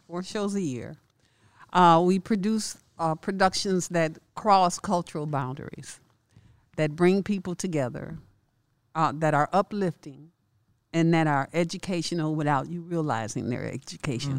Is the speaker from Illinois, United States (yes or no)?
yes; Chicago, Illinois, United States; growing up in Chicago.